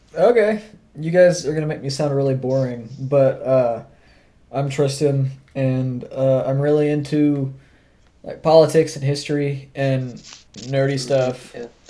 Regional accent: Oklahoma, United States; we're three dudes from Oklahoma

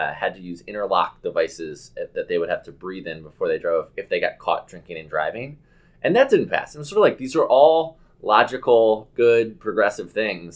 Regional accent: Bethesda, Maryland, United States; my hometown delegate in Bethesda, Maryland

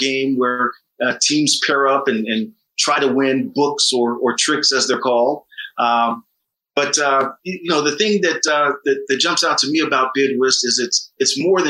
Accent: Oklahoma, United States; now in Chicago, United States; born and raised in Oklahoma, now a proud resident of Chicago.

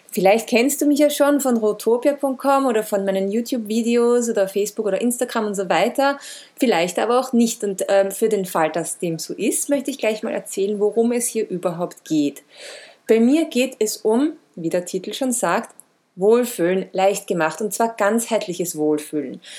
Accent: Vienna, Austria; Geboren und aufgewachsen bin ich in Wien

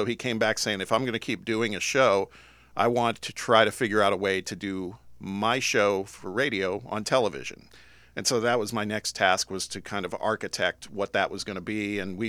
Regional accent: Midwest, United States; now in Knoxville, United States; I was actually looking to get back to my neck of the woods where I grew up in the Midwest

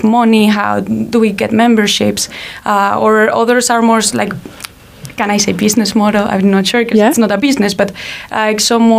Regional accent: Spain; moved away as an adult; also born or lived in Barcelona; now in Luxembourg; I come originally from Spain. I've been 2 years in Luxembourg

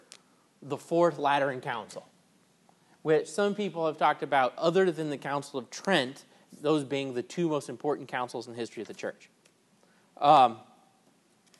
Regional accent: United States; as an American

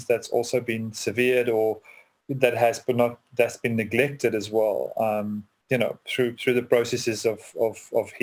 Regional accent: South Africa; as a South African, a white South African

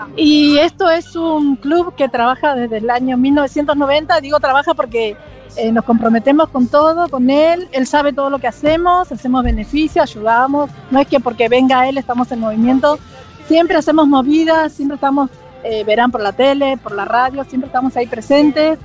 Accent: Santiago del Estero, Argentina; moved away; yo soy de Santiago del Estero.

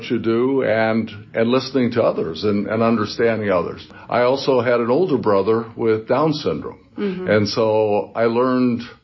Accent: Gary, Indiana, United States; I grew up in Gary, Indiana, so it was a steel mill town

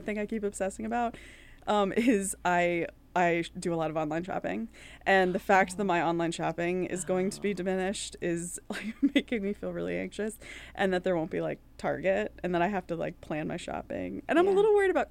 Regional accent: East Coast, United States; moved away as an adult; also born or lived in Ireland; now in Minneapolis, United States; I'm from the East Coast

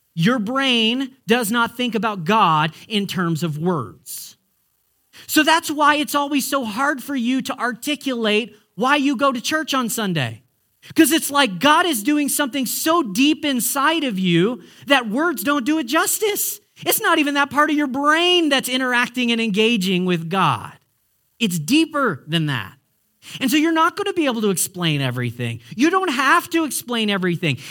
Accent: United States; now in Canada; As an American

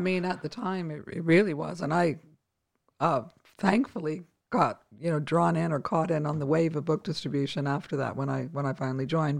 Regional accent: Winnipeg, Manitoba, Canada; moved away; I grew up in Winnipeg, Canada

